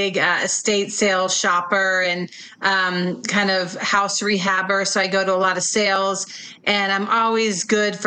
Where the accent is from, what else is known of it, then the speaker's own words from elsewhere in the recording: Kansas City, Missouri, United States; moved away as an adult; also born or lived in Bay Area, California; I grew up in Kansas City, and when I was 22 years old, I moved to the Bay Area